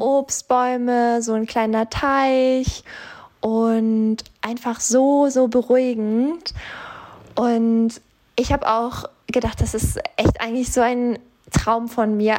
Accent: Bavaria, Germany; moved away; also ich komme ja ursprünglich aus Bayern

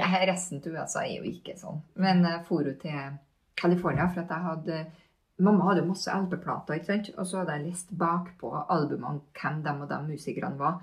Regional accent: Hitra, Trøndelag, Norway; Jeg vokste opp på Hitra

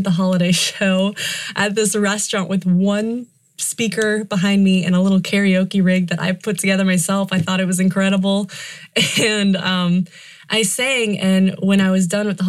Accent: Houston, Texas, United States; moved away as an adult; now in Nashville, United States; I grew up in Houston, Texas. I was there my whole life. Did not move, was not anywhere else

